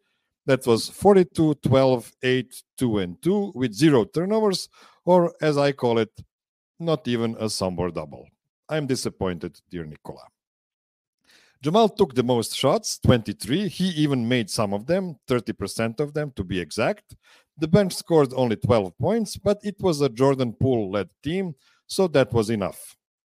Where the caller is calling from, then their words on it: Pančevo, Vojvodina, Serbia; I'm calling from Studio P in Pančevo, Serbia.